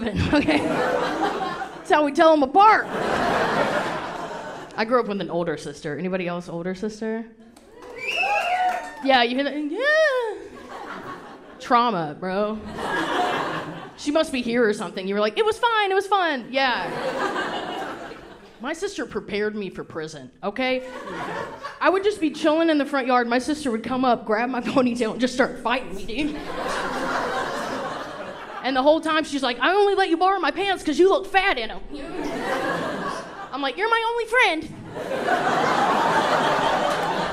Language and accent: English; the South, United States; moved away; I grew up very Southern